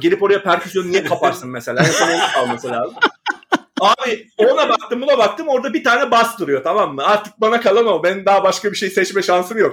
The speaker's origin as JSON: {"language": "Turkish", "region": "Istanbul", "country": "Turkey", "also_born_or_lived": "Küçükyalı, Istanbul", "said": "Bakırköy'lüyüz de ben sonuçta şey deyim, e, altı senedir falan Küçük Yalı'da oturuyorum"}